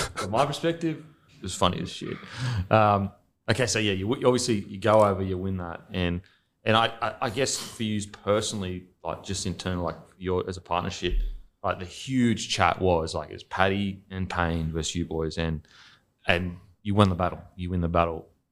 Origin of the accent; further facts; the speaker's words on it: Australia; moved away as an adult; also born or lived in New Zealand; as an Aussie